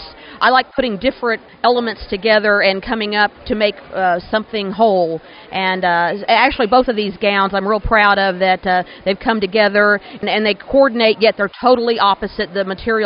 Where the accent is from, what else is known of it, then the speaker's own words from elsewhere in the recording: Texas, United States; not only in Mexico and my home state of Texas